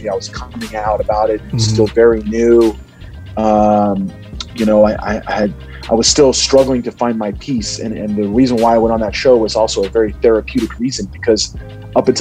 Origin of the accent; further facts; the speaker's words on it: Cincinnati, Ohio, United States; I was born in Cincinnati